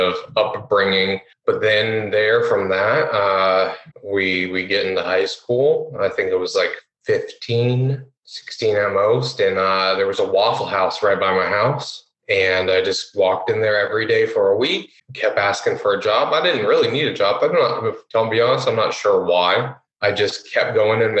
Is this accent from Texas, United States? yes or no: no; Columbus, Ohio, United States; also born or lived in Florida; I'm from Florida, but I've lived all my life in Columbus, whether it was like a suburb outside of Columbus as a child, both north and south